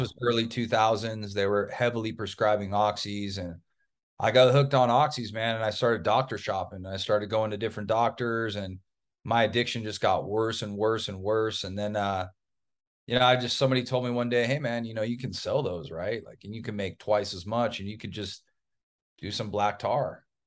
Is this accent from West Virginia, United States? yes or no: no; Orange County, Southern California, United States; also born or lived in East Coast; I was raised in Southern California. Typical Southern California kid.